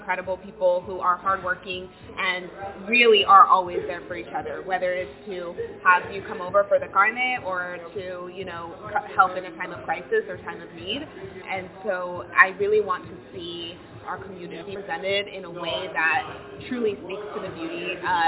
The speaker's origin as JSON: {"language": "English", "region": "Arizona", "country": "United States", "tie": "born or raised there", "said": "I'm born and raised in Arizona"}